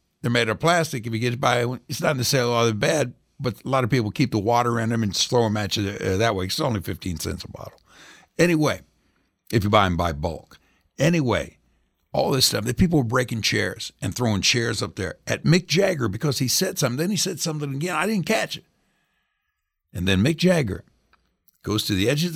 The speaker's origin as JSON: {"language": "English", "town": "Indianapolis", "region": "Indiana", "country": "United States", "tie": "born or raised there", "said": "I grew up in Indianapolis"}